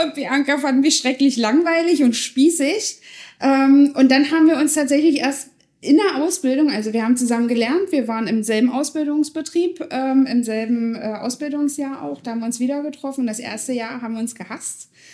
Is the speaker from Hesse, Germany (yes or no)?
no; Schönebeck, Saxony-Anhalt, Germany; in Schönebeck. Wir kommen beide aus Schönebeck